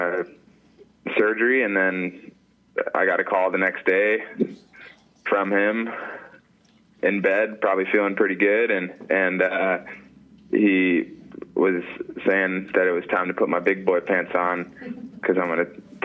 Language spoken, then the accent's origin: English; Atlanta, Georgia, United States; moved away as an adult; now in Alaska, United States; I'm from Atlanta, Georgia, and I've been up in Alaska mushing sled dogs for 5 years